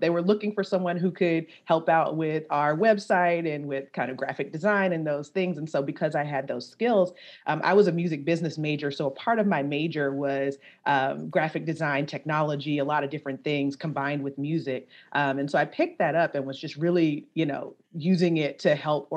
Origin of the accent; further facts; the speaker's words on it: Baton Rouge, Louisiana, United States; I'm originally from Baton Rouge, Louisiana.